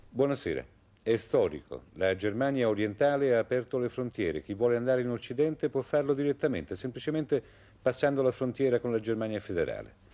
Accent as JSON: {"language": "Italian", "town": "Como", "region": "Lombardy", "country": "Italy", "tie": "born or raised there", "said": "io sono di Como, quindi andavo allo stadio Senigalli"}